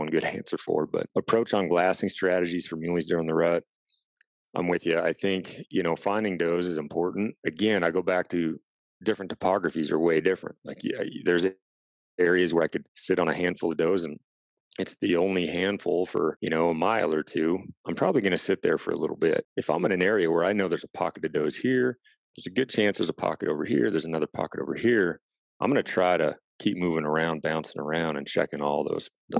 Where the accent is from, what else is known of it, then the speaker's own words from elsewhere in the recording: Washington, United States; I grew up in Washington State